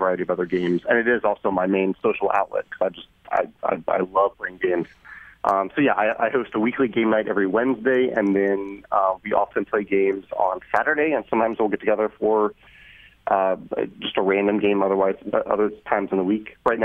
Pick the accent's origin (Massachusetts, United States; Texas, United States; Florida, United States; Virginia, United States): Virginia, United States; moved away as an adult; also born or lived in St. Louis, Missouri; I grew up in Virginia. I went to Washington University in St.